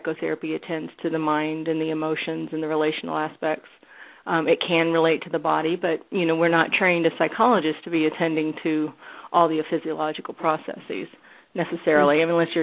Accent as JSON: {"language": "English", "region": "Tennessee", "country": "United States", "tie": "born or raised there", "also_born_or_lived": "California", "moved": "as an adult", "lives_now": "Los Angeles, United States", "said": "I grew up in Tennessee"}